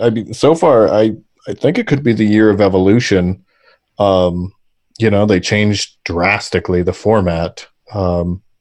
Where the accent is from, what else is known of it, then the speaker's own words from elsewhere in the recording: Arizona, United States; I'm from Arizona